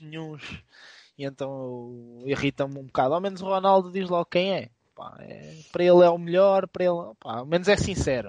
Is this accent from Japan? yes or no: no; Viseu, Portugal; Mas também nós éramos de, somos do Distrito Viseu